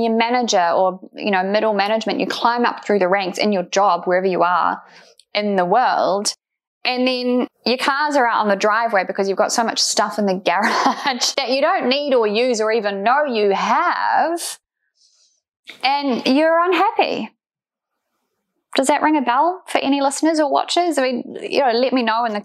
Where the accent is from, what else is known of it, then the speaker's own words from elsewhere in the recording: New Zealand; I'm obviously from New Zealand